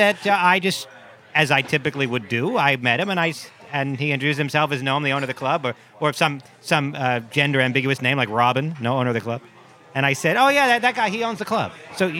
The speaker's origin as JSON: {"language": "English", "town": "Stamford", "region": "Connecticut", "country": "United States", "said": "Wait a minute, I'm from Stamford, Connecticut."}